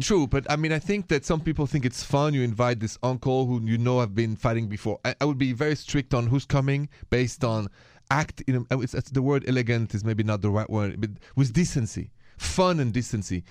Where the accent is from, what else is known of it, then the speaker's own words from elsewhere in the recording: France; moved away; I'm from France